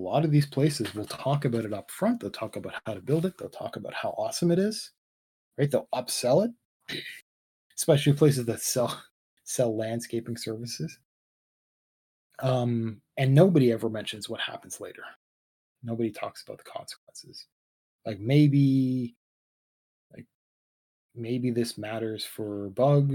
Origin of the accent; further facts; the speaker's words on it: Canada; I'm Canadian.